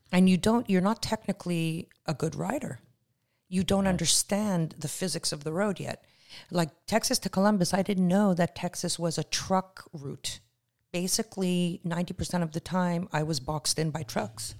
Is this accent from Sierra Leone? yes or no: no; Canada; moved away as an adult; also born or lived in Israel / Toronto; now in Los Angeles, United States; I'm Canadian. I emigrated in November uh, as an alien with extraordinary ability